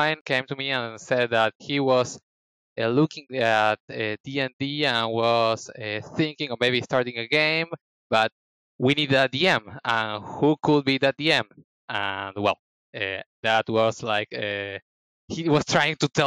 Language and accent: English; Argentina; I am from Argentina